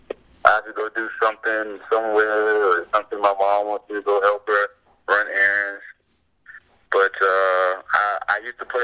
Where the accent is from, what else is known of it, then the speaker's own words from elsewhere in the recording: North Carolina, United States; I'm from Carolina